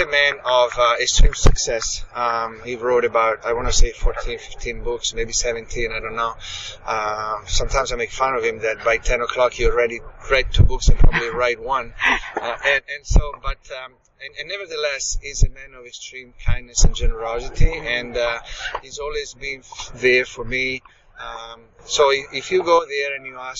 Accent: Italy; moved away as an adult; also born or lived in United States; I was born and raised in Italy, so here we are in Rome, and so I'm home

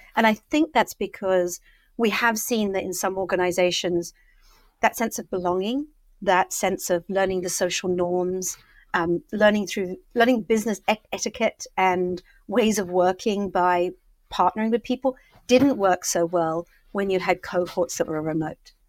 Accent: Brighton, South East England, United Kingdom; moved away as an adult; I'm now grounded with two children in school back in my hometown of Brighton

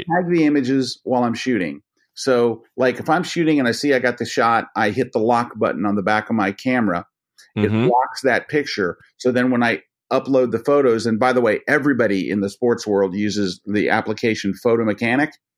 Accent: Tampa, Florida, United States; I grew up in the Tampa Bay area, which is which is not an awesome sports town by any means

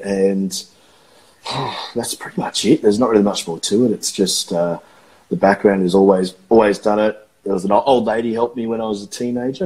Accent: Australia; I am a watercolorist from Australia

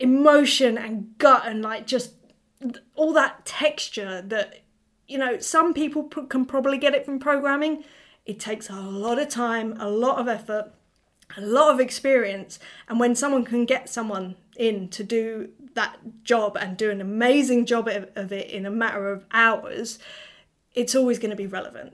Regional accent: England, United Kingdom; I'm being so English right now

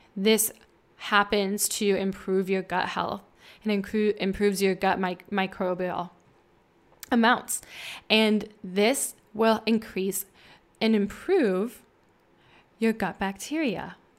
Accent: Midwest, United States; moved away as an adult; also born or lived in California; I'm from, um, the Midwest near the Mississippi, uh, where I met my husband in college

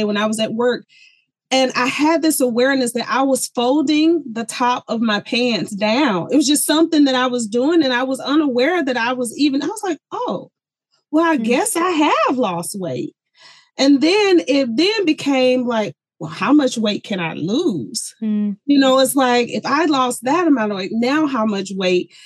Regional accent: the South, United States; moved away as an adult; also born or lived in Colorado; I was born and raised in the South

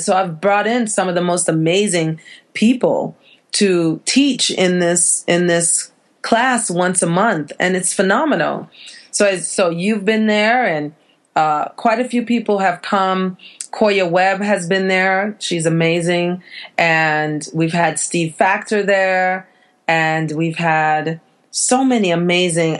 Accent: Jamaica; I'm from the islands. I'm from Jamaica

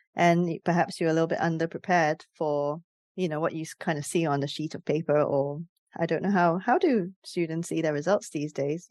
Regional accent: Singapore; moved away as an adult; now in United Kingdom; I came from Singapore as an international student

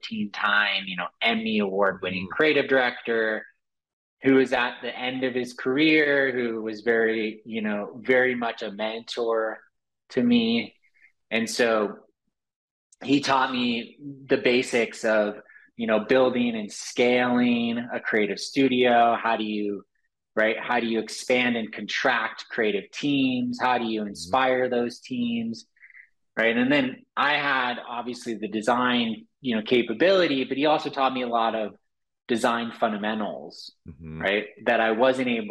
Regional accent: Los Angeles, California, United States; growing up in Los Angeles, of course, so there's a lot of exposure to Hollywood

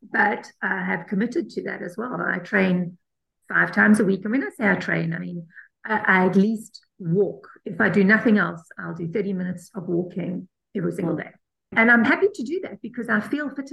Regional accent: South Africa; I'm South African

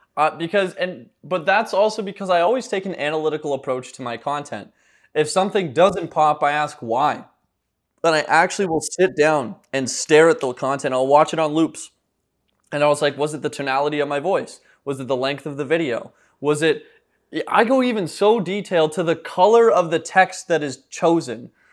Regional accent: Ottawa, Ontario, Canada; also born or lived in St. John's, Newfoundland; now in Miami, United States; I'm born in Saint John's, Newfoundland, but grew up in Ottawa, Ontario, so I'm a Canadian boy, but I'm currently living in, uh, Miami, Florida

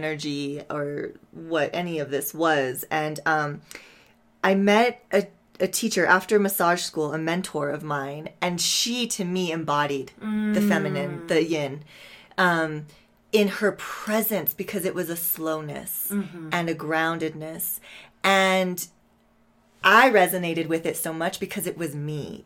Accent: Santa Fe, New Mexico, United States; I'm from Santa Fe, New Mexico. I was raised here.

